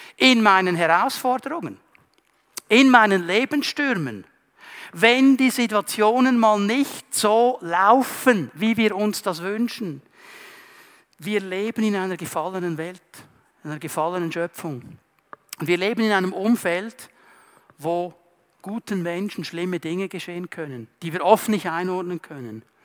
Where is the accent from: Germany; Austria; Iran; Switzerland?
Switzerland; Zurich; Ich bin im Kanton Zürich aufgewachsen, gleich an der Grenze zum Kanton Aargau